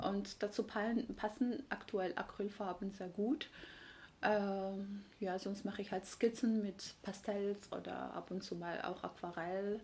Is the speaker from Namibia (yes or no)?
no; Tbilisi, Georgia; German is a second language; moved away as an adult; now in Leipzig, Germany; Also ursprünglich komme ich aus Georgien. In Tiflis bin ich geboren und aufgewachsen